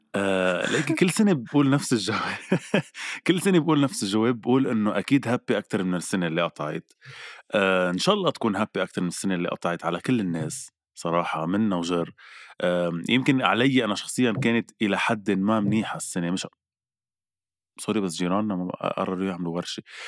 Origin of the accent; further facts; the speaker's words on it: Lebanon; نحن كلبنانيه وكعرب